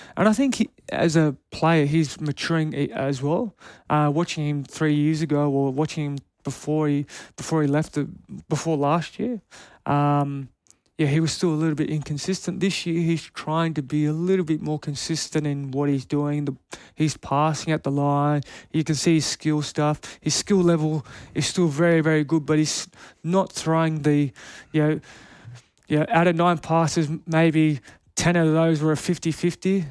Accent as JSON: {"language": "English", "town": "Canberra", "region": "Australian Capital Territory", "country": "Australia", "tie": "born or raised there", "moved": "yes", "said": "I'm born and bred in Canberra. I lived there my whole life."}